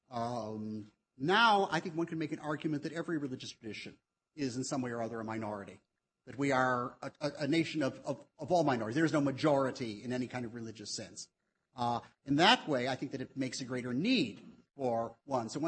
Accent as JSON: {"language": "English", "country": "United States", "said": "as an American"}